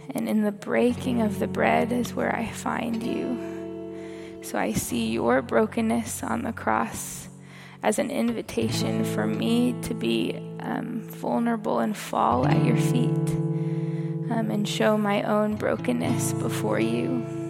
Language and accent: English; Kansas, United States; moved away; I'm from Kansas. I grew up in a suburb.